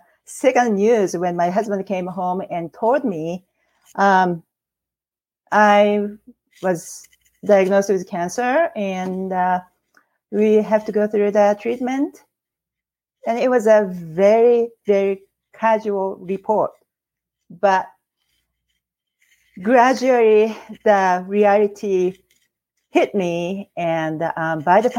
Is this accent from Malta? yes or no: no; Japan; English is a second language; moved away as an adult; now in Oregon, United States; I couldn't find a job as a Japanese, native Japanese. I am now American citizen, and but with my language barrier